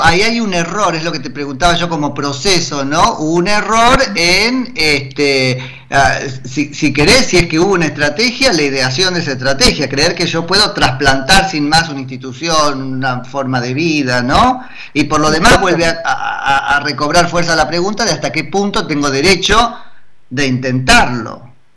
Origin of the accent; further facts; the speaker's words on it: Argentina; como argentino